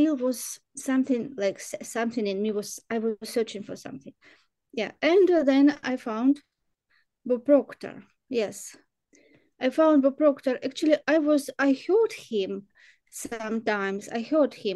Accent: Ukraine; Ukraine, I'm from Ukraine

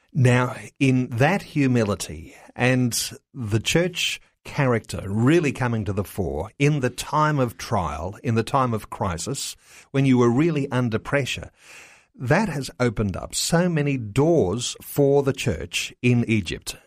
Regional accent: Australia; as Australian Christian believers

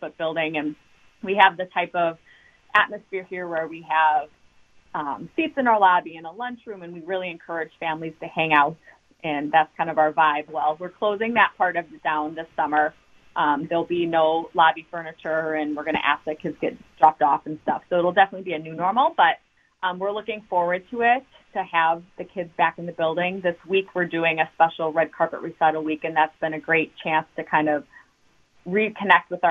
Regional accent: Waukesha, Wisconsin, United States; also born or lived in Milwaukee, Wisconsin / Pittsburgh, Pennsylvania / Philadelphia area, Pennsylvania; So I have been born and raised in Waukesha my whole life, born in Milwaukee, but moved to Waukesha in kindergarten

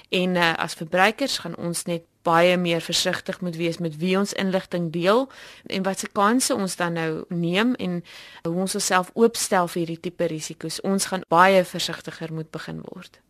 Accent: South Africa; as Suid-Afrikaners

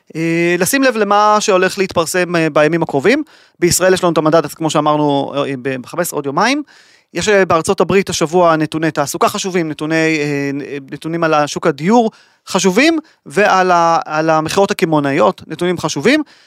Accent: Israel; אנחנו כישראלים

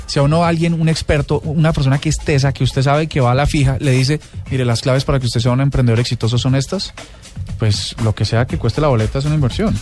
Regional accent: Colombia; somos los colombianos

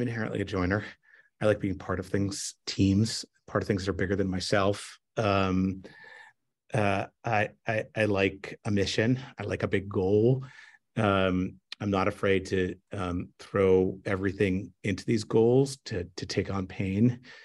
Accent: Montreal, Quebec, Canada; moved away as an adult; also born or lived in New York / Seattle; I grew up in Montreal in, in Canada, and I grew up speaking Frenglish

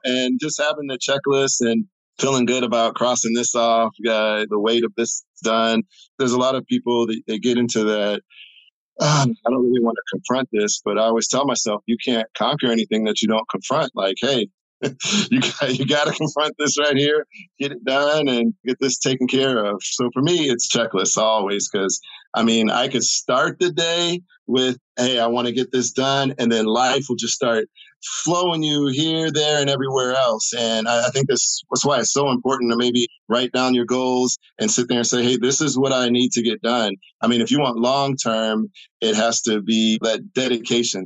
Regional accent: St. Louis, Missouri, United States; I am from the Midwest, St. Louis, Missouri

